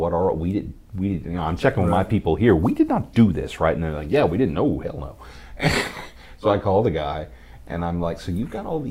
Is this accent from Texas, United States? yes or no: yes; Texas, United States; I'm from Texas. I say roof